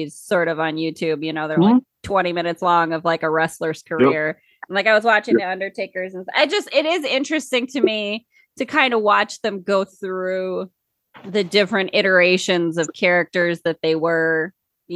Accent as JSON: {"language": "English", "town": "Eureka", "region": "South Dakota", "country": "United States", "tie": "born or raised there", "said": "Eureka, no, where I grew up? Well, we're down around 800 now."}